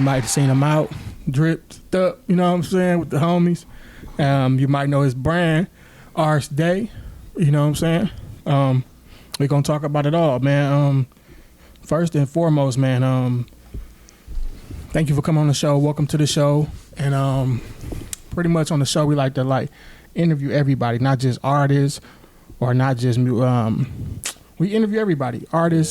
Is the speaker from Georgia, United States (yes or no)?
no; Milwaukee, Wisconsin, United States; Growing up in Milwaukee, it could definitely be tough